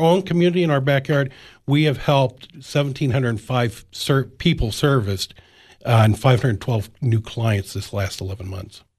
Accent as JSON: {"language": "English", "area": "Illinois and Iowa border", "region": "Midwest", "country": "United States", "tie": "born or raised there", "moved": "as an adult", "lives_now": "Cookeville, United States", "said": "Grew up in Illinois and Iowa on the border there"}